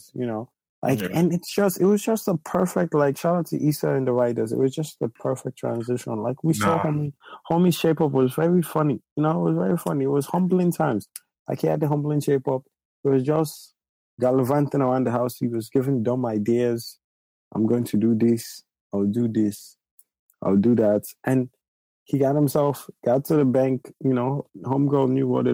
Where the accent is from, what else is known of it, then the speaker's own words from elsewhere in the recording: Nigeria; I'm Nigerian